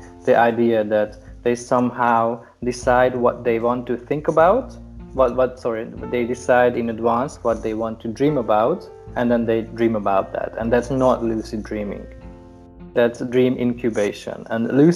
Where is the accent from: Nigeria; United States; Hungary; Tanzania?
Hungary; I'm from Hungary